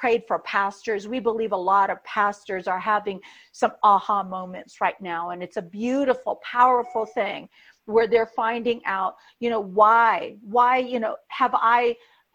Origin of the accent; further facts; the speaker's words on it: United States; we in the American church